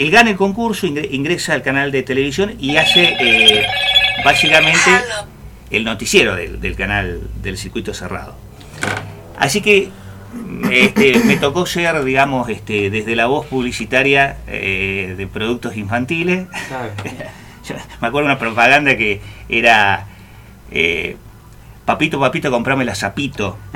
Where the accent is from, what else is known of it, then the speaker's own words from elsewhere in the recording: San Luis, Argentina; Mi viejo fue director de del canal de televisión de Villa Mercedes San Luis. Nosotros somos de San Luis.